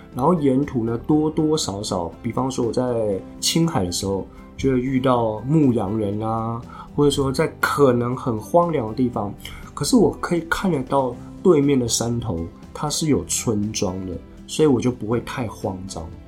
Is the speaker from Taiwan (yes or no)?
yes; Taiwan; 我是台湾来的啊